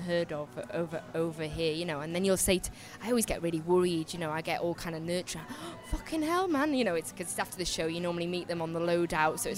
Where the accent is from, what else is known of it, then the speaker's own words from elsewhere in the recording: North Wales, United Kingdom; moved away; we're from North Wales.